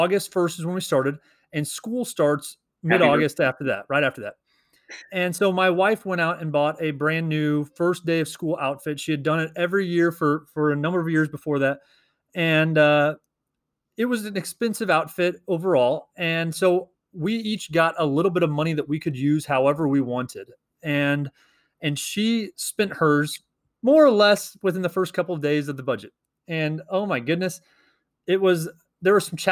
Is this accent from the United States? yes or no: yes; Missouri, United States; we are two teachers from Missouri